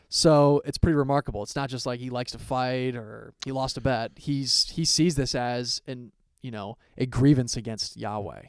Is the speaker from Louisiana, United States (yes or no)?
no; Columbus, Ohio, United States; I have been born and raised in Columbus, Ohio my whole life